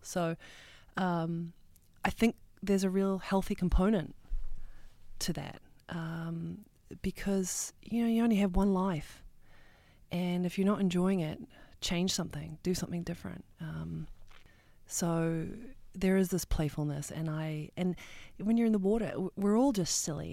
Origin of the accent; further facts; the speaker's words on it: New Zealand; moved away; as a kid growing up in New Zealand